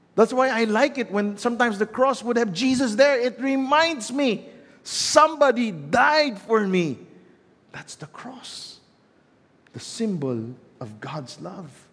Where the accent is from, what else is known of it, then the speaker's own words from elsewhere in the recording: Philippines; Growing up in the Philippines